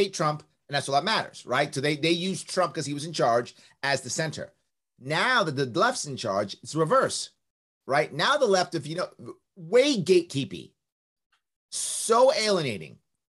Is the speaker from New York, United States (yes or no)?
yes; New York City, New York, United States; accent: New York; I was raised in the South Bronx. I was raised across the street from Yankee Stadium